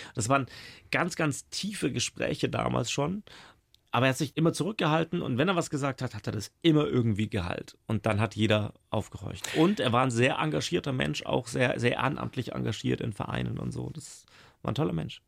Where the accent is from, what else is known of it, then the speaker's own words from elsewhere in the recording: Middle Franconia, Bavaria, Germany; also born or lived in Regensburg, Upper Palatinate; now in Baden-Württemberg, Germany; Gebürtiger Oberpfälzer, habe aber sehr wenig davon mitbekommen. Bin ja mit drei Jahren schon nach Mittelfranken verschleppt worden